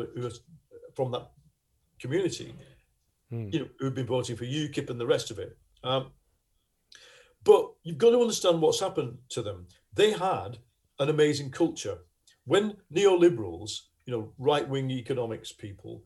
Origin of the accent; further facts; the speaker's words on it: Lancashire, North West England, United Kingdom; accent: Lancashire; you can hear my accent, we all speak like this. Or, I mean, they speak a lot more broader Lancashire accent than